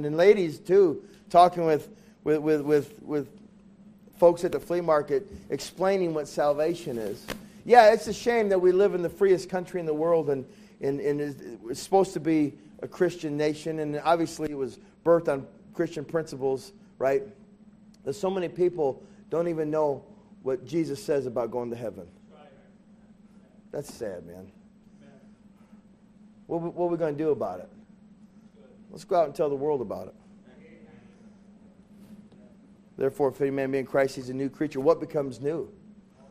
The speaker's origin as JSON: {"language": "English", "country": "United States", "said": "I love being an American"}